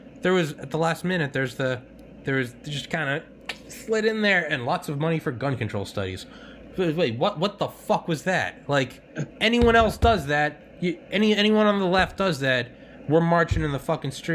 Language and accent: English; New England, United States; I'm from New England.